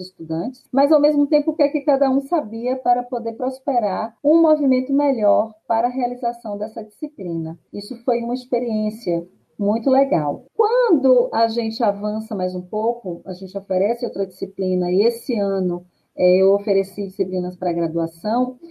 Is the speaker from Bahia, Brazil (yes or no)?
yes; Salvador, Bahia, Brazil; eu sou né, de Salvador